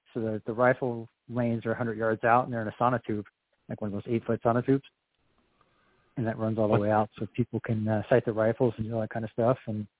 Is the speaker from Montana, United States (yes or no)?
yes; Whitefish, Montana, United States; Yeah, so we're from Whitefish, Montana, kind of Flathead Valley, like northwestern Montana.